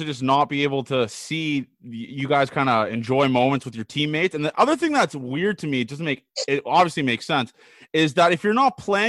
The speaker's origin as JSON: {"language": "English", "country": "Canada", "said": "Shout out to me again also for being Canadian."}